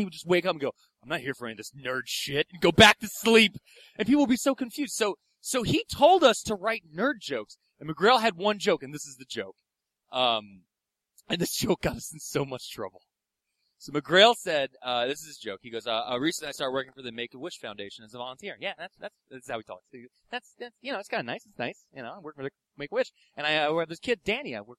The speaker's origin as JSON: {"language": "English", "town": "Philadelphia", "region": "Pennsylvania", "country": "United States", "said": "I'm from Philadelphia"}